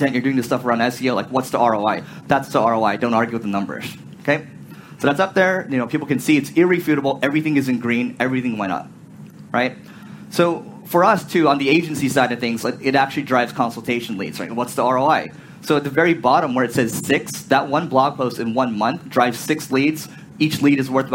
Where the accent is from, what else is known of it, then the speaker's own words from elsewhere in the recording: United States; I'm from America